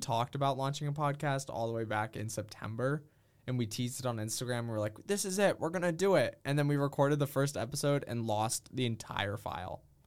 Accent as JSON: {"language": "English", "region": "Massachusetts", "country": "United States", "also_born_or_lived": "Minnesota", "said": "I'm from Massachusetts"}